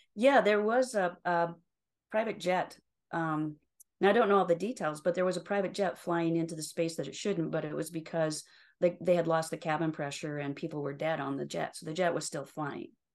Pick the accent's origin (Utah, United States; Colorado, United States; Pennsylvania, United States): Utah, United States; also born or lived in Salt Lake City, Utah; I was born and raised in Utah, yes. So, I live in Salt Lake City right now, but I was born and raised in a very small rural town, um, just over the mountains here from Salt Lake